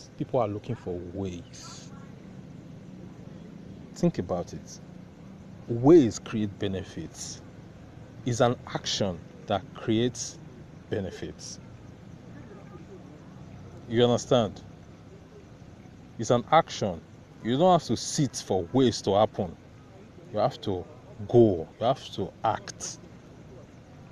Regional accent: Nigeria; about being Nigerian. We are always connected to new things

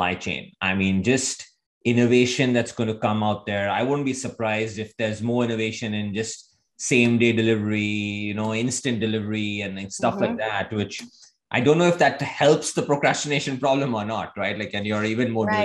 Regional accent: India; moved away; I grew up in India.

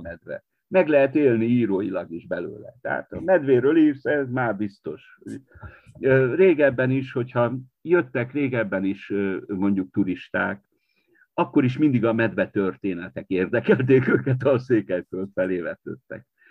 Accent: Partium, Romania; also born or lived in Marosvásárhely (Târgu Mureș); now in Târgu Mureș, Romania; én a Párciumban születtem, de a családból mindenki, mindenki belső erdélyi azért.

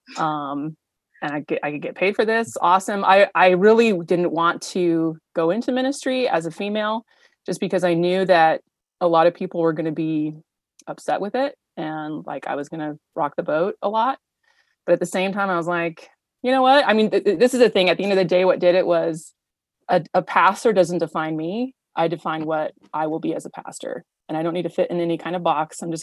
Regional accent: Paradise, California, United States; also born or lived in Nevada / Santa Rosa, California; now in Auburn, United States; I grew up in Paradise, California

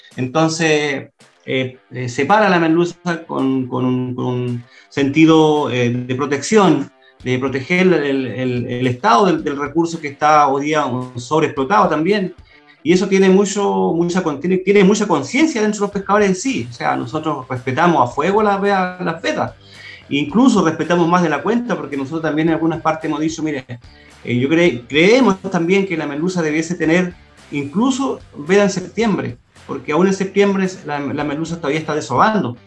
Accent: Chile; somos todos chilenos

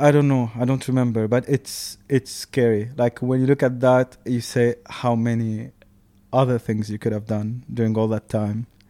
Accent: Tunisia; moved away as an adult; now in Dubai, United Arab Emirates; I grew up in Tunisia

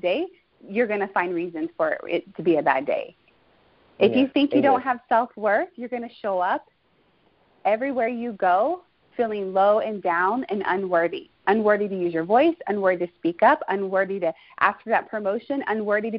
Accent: Houston, Texas, United States; now in California, United States; I come from Houston, Texas, born and raised

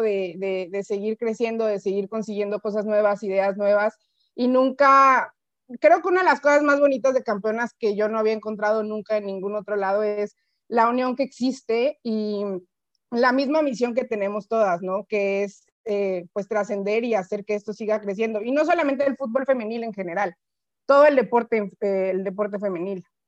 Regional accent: Mexico; nosotros como mexicano, mexicanos

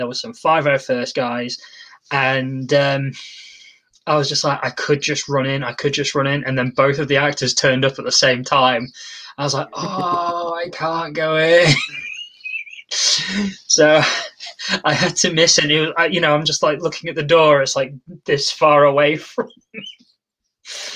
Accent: Lincoln, East Midlands, United Kingdom; in my hometown

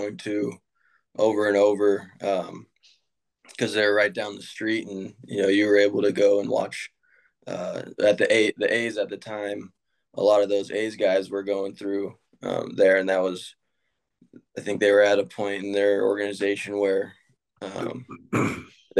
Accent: Sacramento, California, United States; born or raised there

